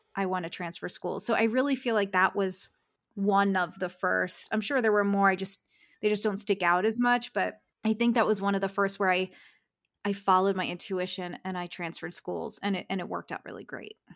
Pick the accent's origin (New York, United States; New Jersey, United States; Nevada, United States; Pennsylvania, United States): Pennsylvania, United States; Philadelphia; moved away as an adult; now in Los Angeles, United States; I'm from Philadelphia, moving to Los Angeles to be a graphic designer